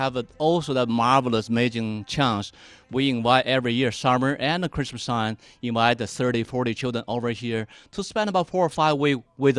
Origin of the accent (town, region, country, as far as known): China; moved away as an adult; now in United States